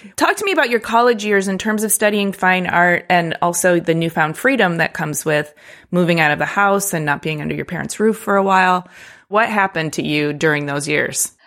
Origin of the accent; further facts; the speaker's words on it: Detroit area, Michigan, United States; moved away; also born or lived in New York City / Oakland; I grew up Detroit adjacent, and then I went to New York City